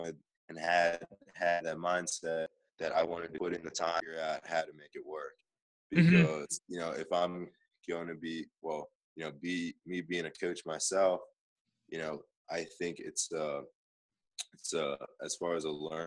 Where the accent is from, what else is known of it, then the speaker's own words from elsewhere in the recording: Oxford, Pennsylvania, United States; moved away as an adult; now in Los Angeles, United States; my hometown of Oxford